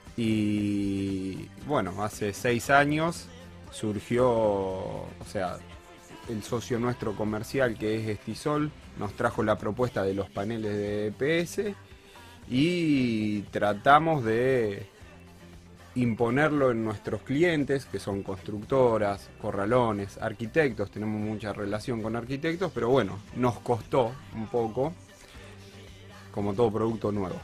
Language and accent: Spanish; Casilda, Santa Fe, Argentina; Casilda, que es de donde yo soy